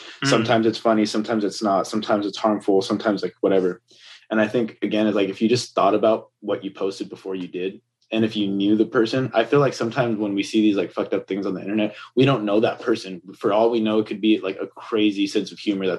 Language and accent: English; Pico Rivera, California, United States; also born or lived in Montebello; I was raised in Pico Rivera, Montebello.